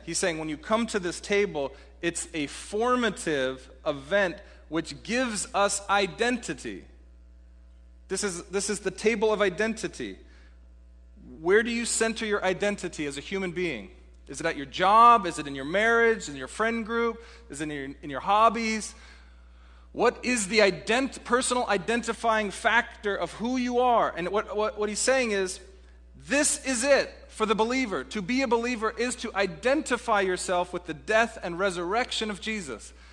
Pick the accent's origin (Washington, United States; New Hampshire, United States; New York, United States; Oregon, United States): Washington, United States; Seattle; also born or lived in Texas; for a Seattleite, I grew up in Seattle